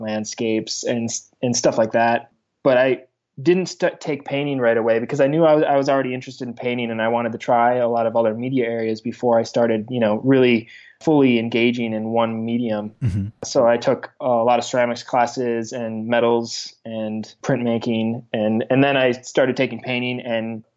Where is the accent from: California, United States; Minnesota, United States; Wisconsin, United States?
Wisconsin, United States; Green Bay; I'm originally from Green Bay, Wisconsin